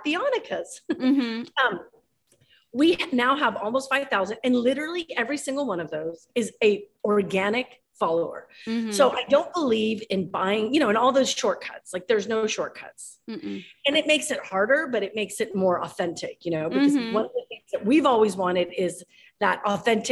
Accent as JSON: {"language": "English", "country": "Ecuador", "moved": "yes", "said": "I'm from Ecuador"}